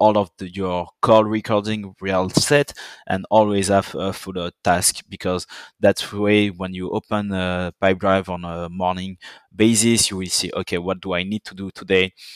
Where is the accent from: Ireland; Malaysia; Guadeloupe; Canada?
Guadeloupe; accent: French; English is a second language; also born or lived in Paris, France / Dijon, France; now in London, United Kingdom; I grew up in a French island that everyone might know for Death in Paradise